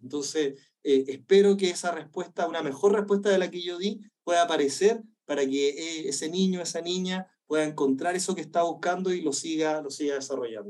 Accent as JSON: {"language": "Spanish", "country": "Chile", "tie": "born or raised there", "moved": "yes", "said": "yo soy del desierto, yo soy del desierto de Atacama. a mí la lluvia era una cuestión rara, entonces decía, no llovía nunca"}